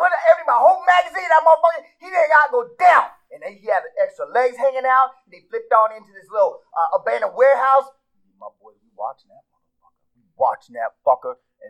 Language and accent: English; Harlem, New York, United States; I'm from Harlem, New York.